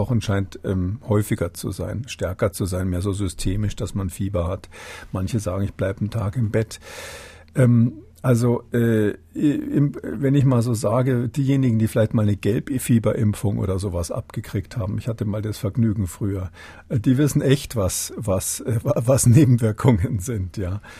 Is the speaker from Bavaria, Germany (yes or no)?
yes; Bavaria, Germany; als Bayer